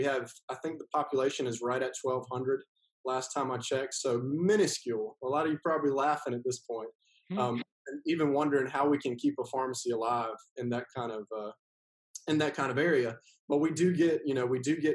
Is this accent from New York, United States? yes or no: no; Whitmire, South Carolina, United States